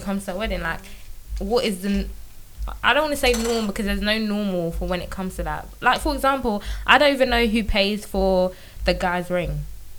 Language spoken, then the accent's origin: English; Nigeria